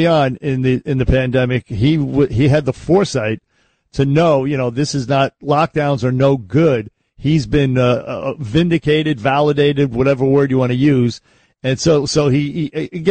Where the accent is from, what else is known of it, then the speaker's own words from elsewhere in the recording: New York City, New York, United States; when I was growing up in the Bronx